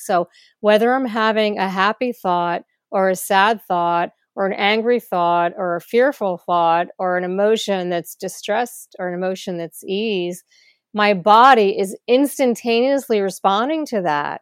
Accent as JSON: {"language": "English", "region": "New Jersey", "country": "United States", "tie": "born or raised there", "said": "I was born in New Jersey in the United States. Um, I grew up in a suburban town"}